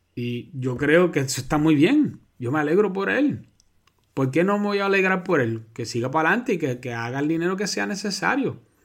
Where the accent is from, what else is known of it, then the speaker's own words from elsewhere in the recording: Puerto Rico; los puertorriqueños somos ciudadanos americanos